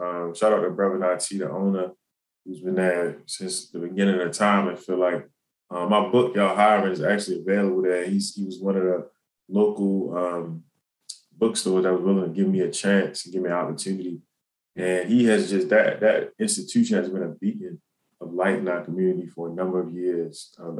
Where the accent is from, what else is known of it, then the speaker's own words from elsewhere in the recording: Baltimore, Maryland, United States; Yeah, so I mean, Baltimore City is the stomping ground. It's you know, it taught me a lot, both in and out of the classroom.